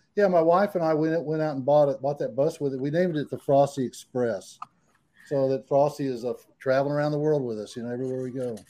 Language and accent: English; San Antonio, Texas, United States; also born or lived in San Diego, California; I was raised in San Antonio without air conditioning